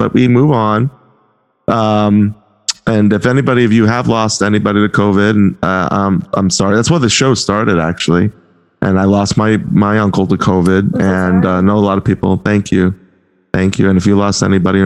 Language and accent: English; Boston, Massachusetts, United States; accent: Boston; my Boston accent